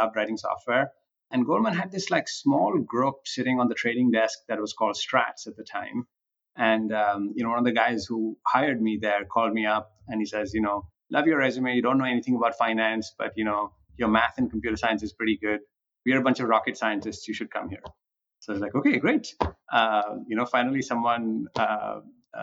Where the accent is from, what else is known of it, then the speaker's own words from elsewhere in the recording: Punjab, India; moved away as an adult; also born or lived in Delhi, India; now in United States; I grew up in India. Actually, I grew up on a farm in the Punjab